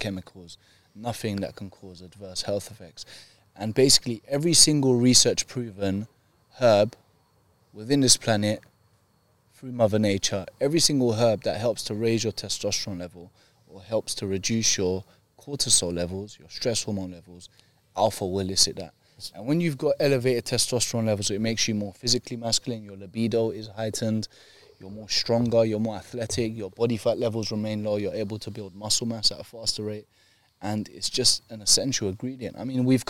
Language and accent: English; London, United Kingdom; also born or lived in Russia; When we moved over from Brixton to Richmond, I went to a state secondary school.